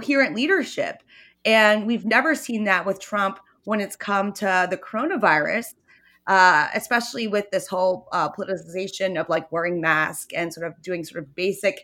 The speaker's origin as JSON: {"language": "English", "region": "Pennsylvania", "country": "United States", "tie": "born or raised there", "moved": "yes", "said": "my home state of Pennsylvania"}